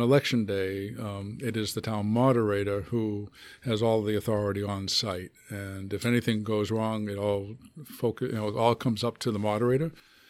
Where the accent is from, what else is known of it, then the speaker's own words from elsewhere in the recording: Hanover, Massachusetts, United States; now in Milford, United States; I grew up on the south shore of Boston, a town called Hanover, about halfway between Boston and Cape Cod.